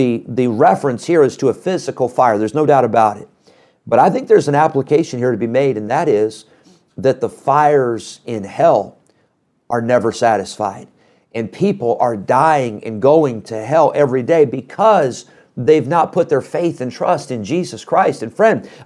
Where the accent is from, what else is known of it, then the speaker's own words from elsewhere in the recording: Midwest, United States; growing up in the Midwest